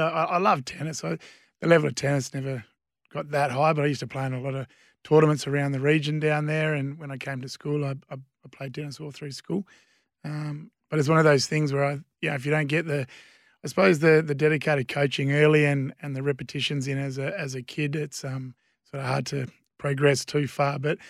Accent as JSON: {"language": "English", "town": "Wagin", "region": "Western Australia", "country": "Australia", "tie": "born or raised there", "said": "So, yeah, born and bred in the Wagen District Hospital, so... Not many people can lay claim to that nowadays. And, grew up on a wheat and sheep farm"}